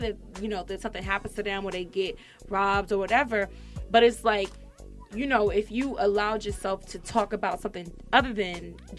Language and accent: English; California, United States; moved away; I'm being from California